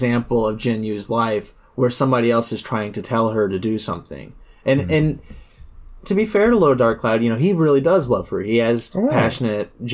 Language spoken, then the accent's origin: English; United States; as an American